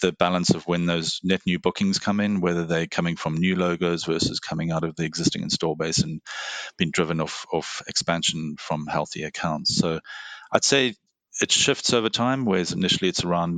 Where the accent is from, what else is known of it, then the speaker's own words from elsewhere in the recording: Cape Town, Western Cape, South Africa; moved away as an adult; also born or lived in Singapore; now in Bay Area, United States; I was born in South Africa, grew up in Cape Town